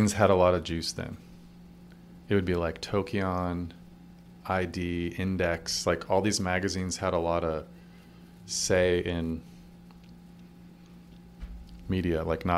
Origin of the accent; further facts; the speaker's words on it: Colorado, United States; moved away as an adult; also born or lived in New York City; I grew up in Colorado, went to college